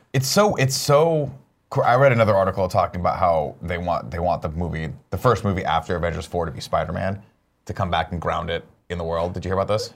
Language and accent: English; United States; I am unabashedly American.